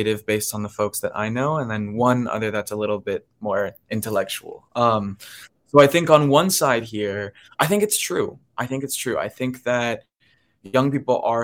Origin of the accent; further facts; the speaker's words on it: Miami, Florida, United States; I grew up in Miami